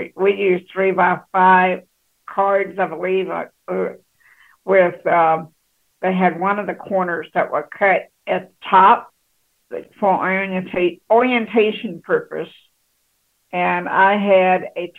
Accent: Shreveport, Louisiana, United States; I grew up in Louisiana, in Shreveport, Louisiana. That was where I was born and raised in 1962, in December

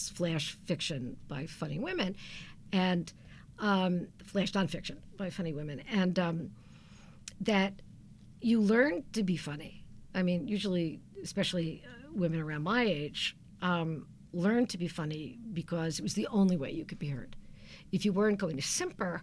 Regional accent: New York City, New York, United States; moved away as an adult; now in Storrs, United States; I grew up in Brooklyn, New York, and I learned to be funny because if you're not funny in Brooklyn, people will kill you

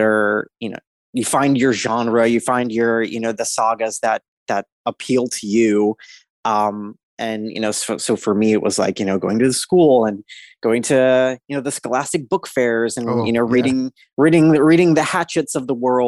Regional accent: East Coast, United States; Born and raised on the East Coast

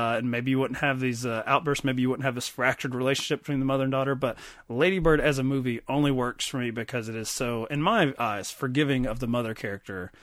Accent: Kentucky, United States; we grew up in Kentucky, a small town

